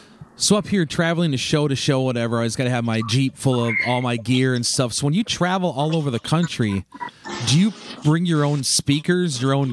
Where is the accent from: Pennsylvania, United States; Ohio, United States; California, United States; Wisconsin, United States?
Wisconsin, United States; Turtle Lake; moved away; I'm originally from Turtle Lake, Wisconsin, and every summer I take off the month of June and I teach classes in my hometown.